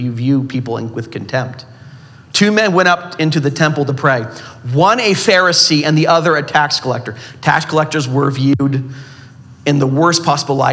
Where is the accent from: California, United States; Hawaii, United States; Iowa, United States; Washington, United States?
California, United States; Southern; I'm from Southern California.